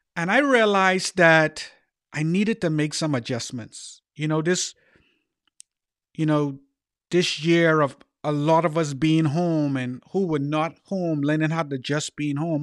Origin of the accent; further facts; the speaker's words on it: Bahamas; growing up in the Bahamas, I had a name called …